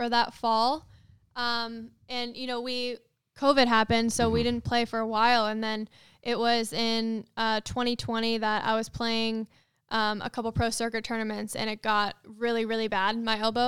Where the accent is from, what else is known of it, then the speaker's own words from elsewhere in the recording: Silicon Valley, California, United States; growing up in the Silicon Valley area